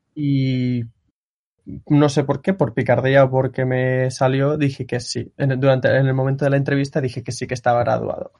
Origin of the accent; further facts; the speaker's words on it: Barcelona, Catalonia, Spain; moved away as an adult; now in Japan; soy de Barcelona también